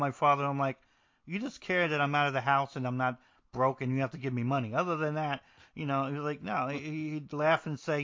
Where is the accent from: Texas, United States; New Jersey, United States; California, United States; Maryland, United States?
New Jersey, United States; I'm from New Jersey